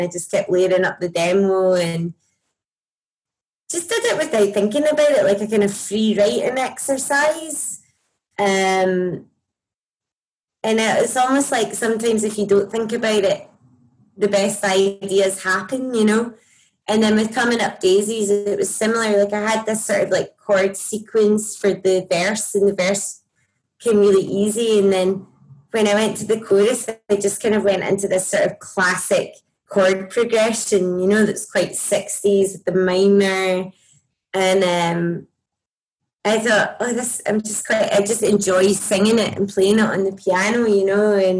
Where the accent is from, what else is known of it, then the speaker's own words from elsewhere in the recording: Scotland, United Kingdom; accent: Scottish; I mean, my talking accent is very broad, so I don't know how I would hide it, to be honest.